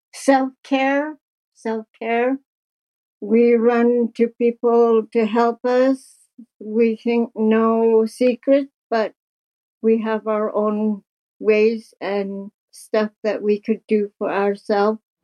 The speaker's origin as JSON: {"language": "English", "town": "Kuujjuarapik", "region": "Quebec", "country": "Canada", "tie": "born or raised there", "moved": "yes", "lives_now": "Stratford, Canada", "said": "I'm 71 years old. I was born in Great Whale River, Nunavik, Quebec."}